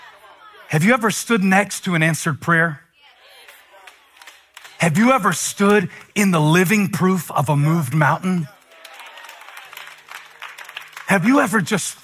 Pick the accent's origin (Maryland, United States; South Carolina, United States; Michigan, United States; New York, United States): South Carolina, United States; Moncks Corner; moved away; I grew up in Monk's Corner, South Carolina